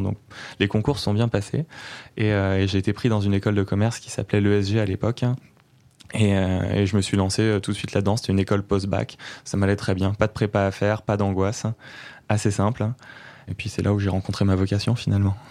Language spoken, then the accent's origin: French; Neuilly-sur-Seine, Île-de-France, France; moved away as an adult; also born or lived in Chartres; now in Pau, France; j'ai grandi en banlieue parisienne à Neuilly-sur-Seine et j'ai passé les premières années de ma vie là-bas, enfin les premières les 25 premières années de ma vie là-bas